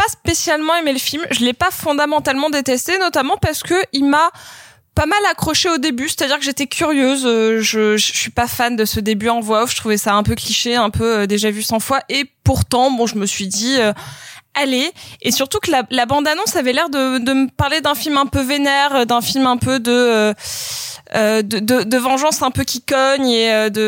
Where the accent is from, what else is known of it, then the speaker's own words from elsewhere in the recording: New York, United States; born there; je suis née à New York mais euh, mes origines sont en Inde